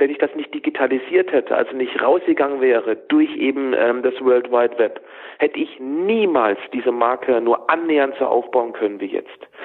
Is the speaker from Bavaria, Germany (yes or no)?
no; Freiburg, Baden-Württemberg, Germany; also born or lived in Hamburg; auch 13 Jahre lang gelebt, bevor ich mit der Family vor drei Jahren wieder in meine Heimat in den Schwarzwald nach Freiburg gezogen bin, da wo immer schön Wetter ist.